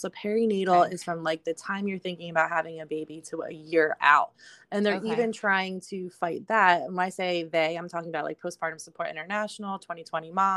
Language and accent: English; Berks County, Pennsylvania, United States; I am from Berks County, Pennsylvania.